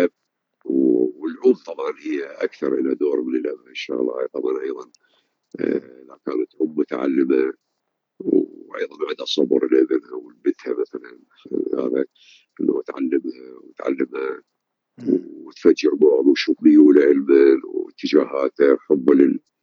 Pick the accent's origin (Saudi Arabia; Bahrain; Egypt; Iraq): Iraq; عندنا بالعراق